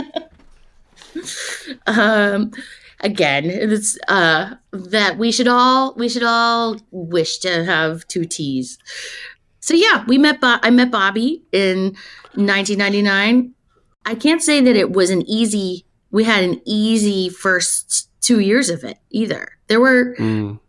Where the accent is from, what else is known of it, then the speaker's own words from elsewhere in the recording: Westchester, New York, United States; moved away; also born or lived in Yonkers, New York / North Carolina; I actually grew up in Westchester. I was born in Yonkers